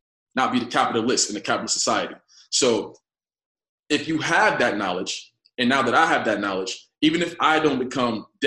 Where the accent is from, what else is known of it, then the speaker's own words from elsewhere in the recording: New York City, New York, United States; I was raised in Bedford-Stuyvesant. I'm here now in the apartment I was raised